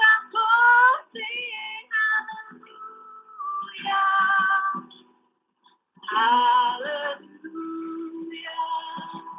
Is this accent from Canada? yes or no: yes; Canada; I am a Canadian